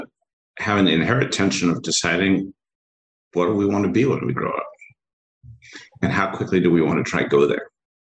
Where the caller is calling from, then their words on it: Ambler, Pennsylvania, United States; I'm calling up right up the street from you, up in Amber, Pennsylvania, not too far from you